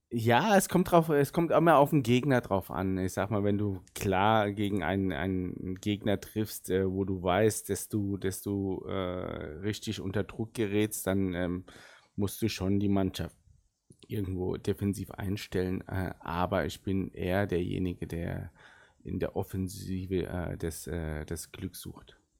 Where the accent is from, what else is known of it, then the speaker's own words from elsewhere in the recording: South Turkey, Turkey; first language Arabic; German is a second language; wir kommen so aus der, ganz im Süden der Türkei und äh, da reden wir auch äh, Arabisch. Und meine Muttersprache ist wirklich Arabisch und die zweite äh, war dann Deutsch und dann kam Türkisch.